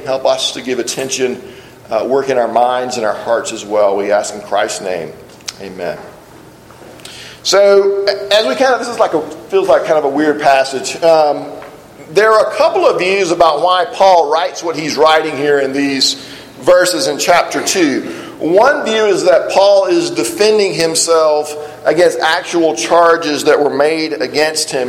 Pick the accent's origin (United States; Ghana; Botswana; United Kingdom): United States; South Alabama; I grew up in South Alabama